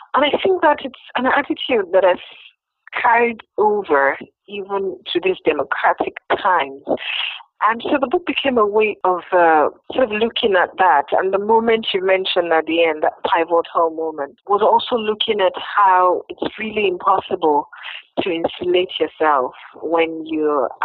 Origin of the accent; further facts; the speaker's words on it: Nigeria; I was from Nigeria